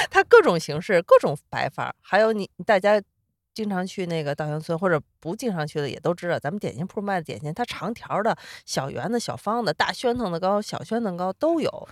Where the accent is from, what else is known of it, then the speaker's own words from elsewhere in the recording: Beijing, China; 我作为一个北京人